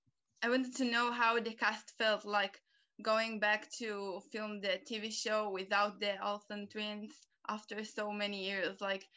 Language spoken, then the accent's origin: English; Ramat Yishai, Northern District, Israel; now in United Kingdom; I'm from Ramat Yishai. It's in Jezreel Valley, but I'm right now in the UK.